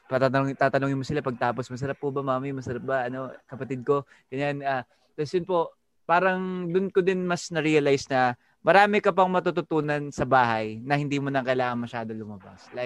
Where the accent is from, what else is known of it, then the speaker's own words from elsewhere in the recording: Antipolo, Calabarzon, Philippines; I'm from Antipolo City. I'm 19 years old